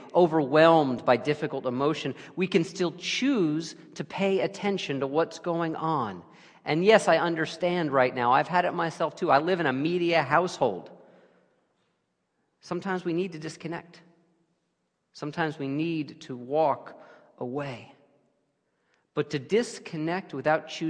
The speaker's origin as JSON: {"language": "English", "town": "New York City", "region": "New York", "country": "United States", "tie": "born or raised there", "also_born_or_lived": "Cape Cod / New Haven", "moved": "yes", "said": "my native New York City"}